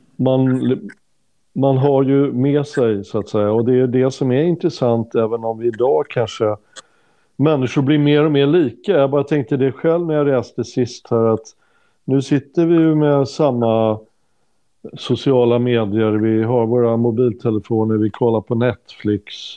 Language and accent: Swedish; Sweden